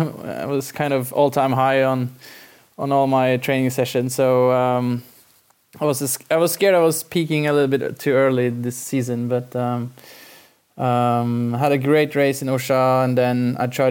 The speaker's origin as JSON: {"language": "English", "region": "Oslo", "country": "Norway", "tie": "born or raised there", "also_born_or_lived": "Denmark / Waterloo, Belgium", "said": "My hometown is Oslo. So I was born in Oslo and pretty much raised here in Oslo"}